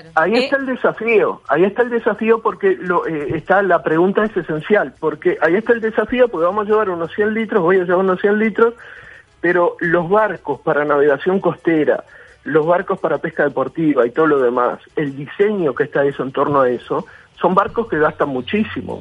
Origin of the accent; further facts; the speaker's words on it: Uruguay; Como uruguayo